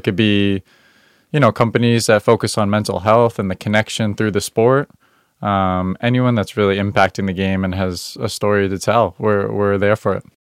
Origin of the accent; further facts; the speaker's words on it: Northern Virginia, United States; I grew up in Northern Virginia